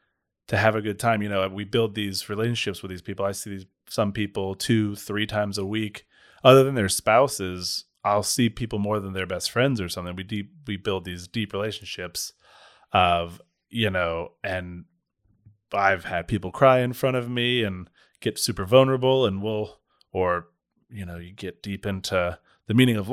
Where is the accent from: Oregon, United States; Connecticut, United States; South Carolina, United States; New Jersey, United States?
South Carolina, United States; Charleston; Yeah, I'm from the South. I barely speak English.